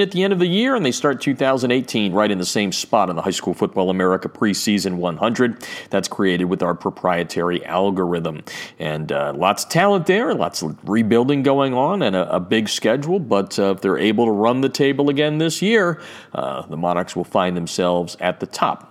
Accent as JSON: {"language": "English", "region": "Pennsylvania", "country": "United States", "said": "my home state of Pennsylvania"}